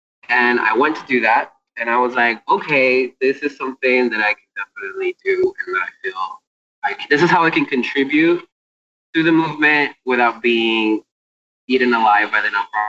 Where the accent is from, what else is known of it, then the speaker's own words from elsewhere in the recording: Puerto Rico; English is a second language; moved away as an adult; now in New York, United States; I learned English like watching TV when I was growing up in Puerto Rico. And then moving to New York